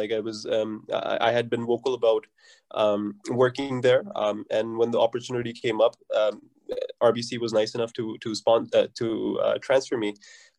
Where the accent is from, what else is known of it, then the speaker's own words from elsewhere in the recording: Fort McMurray, Alberta, Canada; also born or lived in Calgary; started working at Suncor and we moved from Calgary to Fort McMurray. And that's where I actually grew up, in Fort McMurray. I went to high school there, met my best friends there.